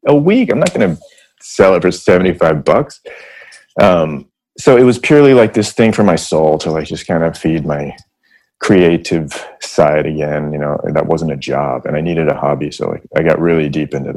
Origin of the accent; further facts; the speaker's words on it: San Francisco, California, United States; I grew up in San Francisco